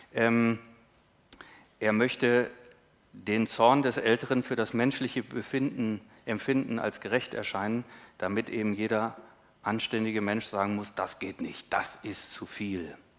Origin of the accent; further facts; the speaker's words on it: Northern Germany, Germany; als Norddeutscher